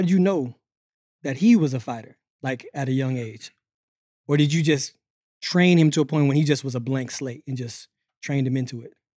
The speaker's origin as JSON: {"language": "English", "town": "Pensacola", "region": "Florida", "country": "United States", "said": "I'm from Pensacola"}